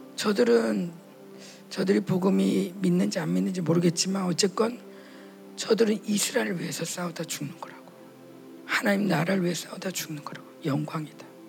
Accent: South Korea; 물론 우리는 남한이고

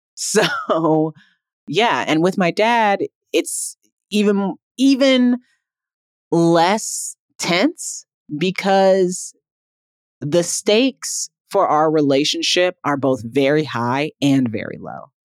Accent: Midwest, United States; a young Black girl growing up in the Midwest

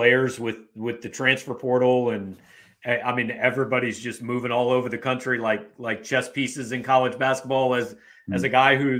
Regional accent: Kansas City, United States; I grew up in Kansas City too

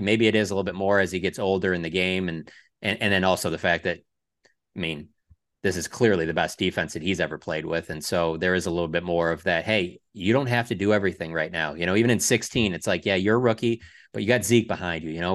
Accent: Detroit, Michigan, United States; moved away; I was growing up in Detroit

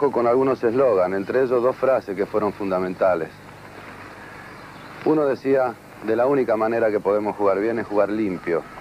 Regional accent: Argentina; establecer una corriente afectiva entre nuestros jugadores y nuestro pueblo. Había que ser algo así como embajador argentino en nuestro propio país.

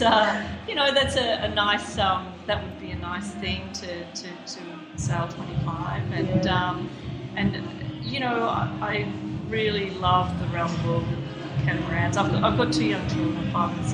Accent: Sydney, New South Wales, Australia; I grew up on the Lane Cove River.

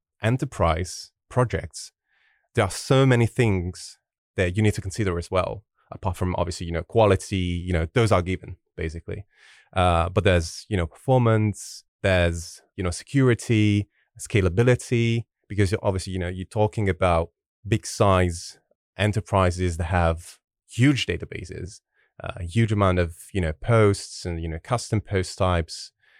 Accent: Italy; English is a second language; Yeah, I'm originally from Italy. That's where I'm from. I'm currently living in Sardinia, which is the beautiful island in the middle of the Mediterranean Sea.

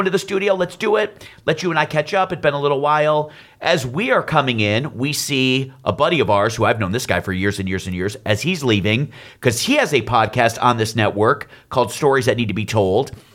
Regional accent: Detroit, Michigan, United States; we're both from Detroit

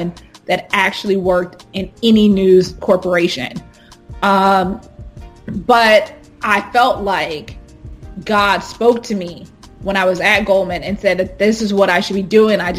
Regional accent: Houston, Texas, United States; moved away as an adult; also born or lived in Hampton, Virginia / London; growing up in Houston, Texas, I grew up knowing and being around affluent African Americans

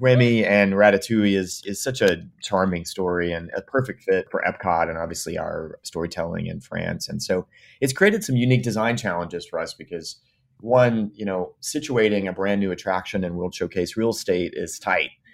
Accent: East Coast, United States; Well, I grew up on the East Coast

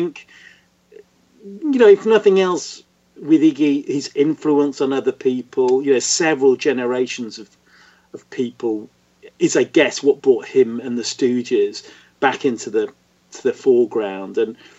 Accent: Hull, Yorkshire and the Humber, United Kingdom; I grew up in Hull in Yorkshire, in the middle of nowhere. It's a bit like the Midwest, you know, and there was nothing happening.

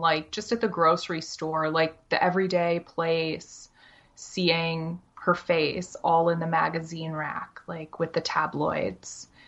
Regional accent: Syracuse, New York, United States; also born or lived in Maryland; now in Ithaca, United States; I'm from Syracuse, New York, specifically Camillus. Um, so I was born, born and raised in Syracuse

